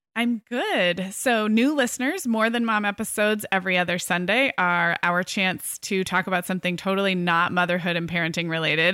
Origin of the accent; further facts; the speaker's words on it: California, United States; as a Californian